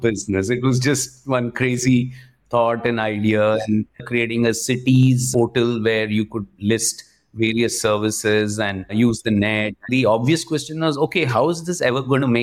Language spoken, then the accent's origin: English; Vadodara, Gujarat, India; moved away; also born or lived in Tiruchirappalli, Tamil Nadu / Mumbai; I grew all my life up in Baroda in Gujarat